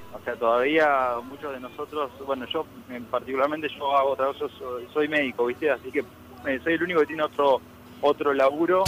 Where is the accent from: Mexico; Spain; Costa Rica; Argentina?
Argentina; Dolores, Buenos Aires Province; moved away; yo soy de Dolores, provincia de Buenos Aires. Tengo mi familia en Santa Fe, pero soy de, Dolores